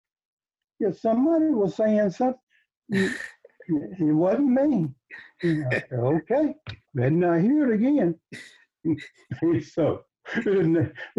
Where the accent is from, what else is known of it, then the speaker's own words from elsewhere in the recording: Reelsburg, United States; I was born in Reelsburg